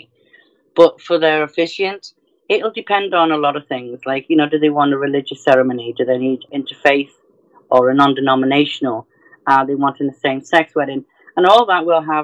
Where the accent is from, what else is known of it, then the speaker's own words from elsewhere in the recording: North Wales, United Kingdom; moved away; from the UK, I'm originally from North Wales